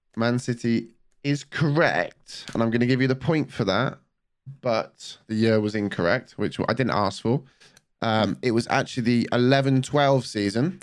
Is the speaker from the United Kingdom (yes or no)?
yes; the Southwest, South West England, United Kingdom; I'm from, I'm from the Southwest